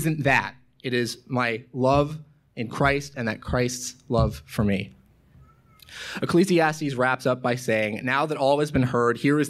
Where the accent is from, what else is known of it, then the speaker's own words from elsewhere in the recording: Portland, Oregon, United States; moved away as an adult; now in Washington, United States; My hometown of Portland, Oregon